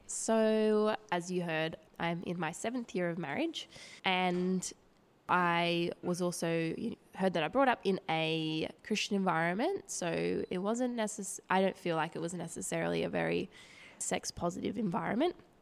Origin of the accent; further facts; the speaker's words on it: Woy Woy, New South Wales, Australia; I grew up on the Central Coast. um, with my family there in a little town called Woi Woi